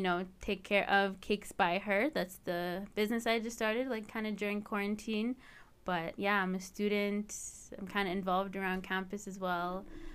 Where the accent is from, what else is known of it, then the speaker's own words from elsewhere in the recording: Edmonton, Alberta, Canada; So my family's from Eritrea, but I was born and raised here. All my siblings and I were born and raised here in Edmonton.